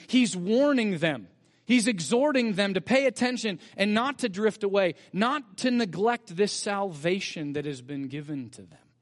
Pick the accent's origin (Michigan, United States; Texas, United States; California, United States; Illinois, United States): California, United States; Bakersfield; growing up in Bakersfield as a family